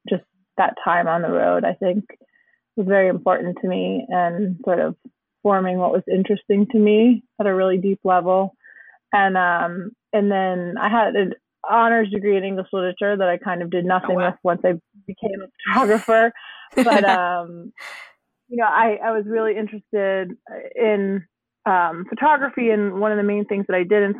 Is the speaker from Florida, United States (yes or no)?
no; Michigan, United States; moved away as an adult; now in Oakland, United States; I live in Northern California in Oakland, and I'm from Michigan, suburbia originally, grew up there